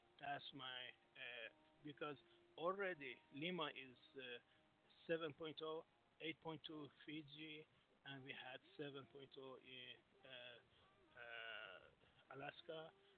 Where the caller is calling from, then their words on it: Singapore; Yeah, this is … from Singapore, my dear.